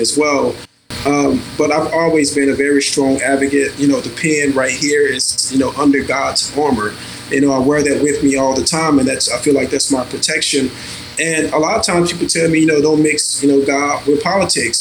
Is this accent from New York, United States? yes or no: no; Dallas, Texas, United States; now in California, United States; I grew up in the South. I grew up in Dallas, Texas.